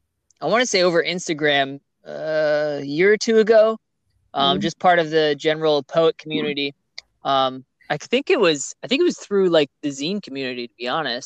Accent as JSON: {"language": "English", "region": "New Jersey", "country": "United States", "said": "Like I've met a lot of New Jersey people cause I'm from Jersey, right?"}